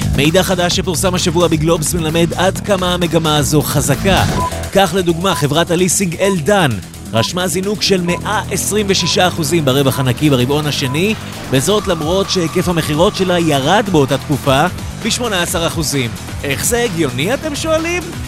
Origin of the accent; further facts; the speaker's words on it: Netanya, Central District, Israel; כמו שאומרים אצלנו בנתניה